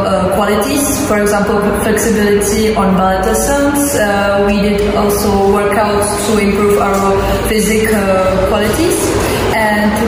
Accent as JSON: {"language": "English", "town": "Milan", "region": "Lombardy", "country": "Italy", "said": "I am from Milan, Italy"}